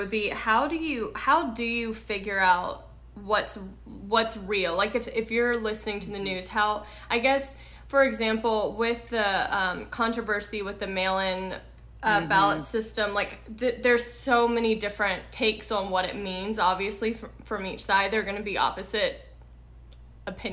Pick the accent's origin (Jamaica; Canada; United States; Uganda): United States; Louisiana; I'm from the South, I'm from Louisiana